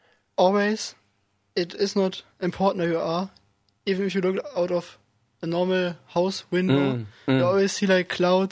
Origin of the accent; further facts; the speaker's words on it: Germany; moved away as an adult; now in Faroe Islands; But I'm also from Germany. I'm 19 years old.